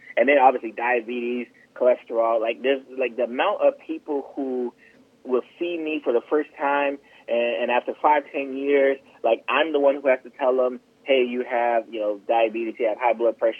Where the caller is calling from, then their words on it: Florida, United States; Yeah, I'm in South Florida.